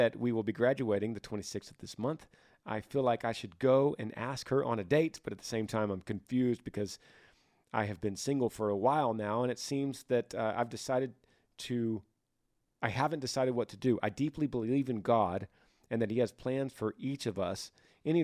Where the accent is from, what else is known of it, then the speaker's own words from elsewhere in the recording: Utah, United States; I'm from Utah.